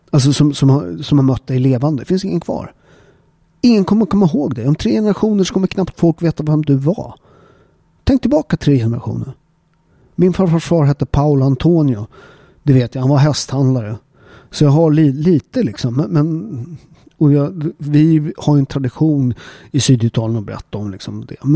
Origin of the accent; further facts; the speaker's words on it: Upplands Väsby, Stockholm County, Sweden; jag är ju uppväxt i Upplands Väsby. Eh, som en förort, förort utanför Stockholm.